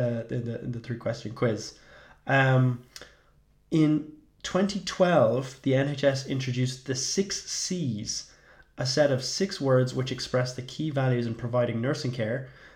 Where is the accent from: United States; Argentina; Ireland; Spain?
Ireland; as an Irish person